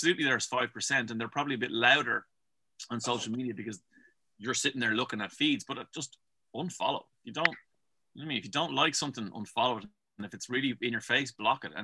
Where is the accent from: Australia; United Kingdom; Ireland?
Ireland; Dublin, Leinster; I'm from Dublin.